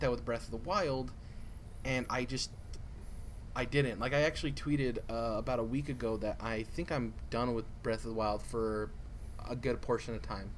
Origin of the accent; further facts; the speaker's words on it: United States; as an American